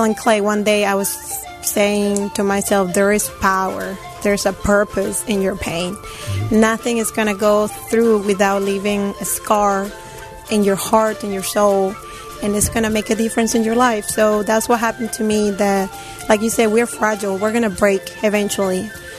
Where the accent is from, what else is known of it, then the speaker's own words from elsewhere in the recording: Peru; moved away; Actually, Peru was happy. Peru was still my happy place to go. Life was perfect over there.